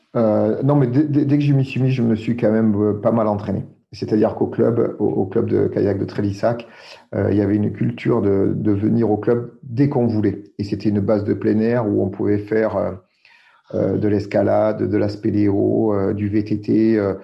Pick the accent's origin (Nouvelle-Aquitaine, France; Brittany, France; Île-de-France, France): Nouvelle-Aquitaine, France; Dordogne; je suis né en Dordogne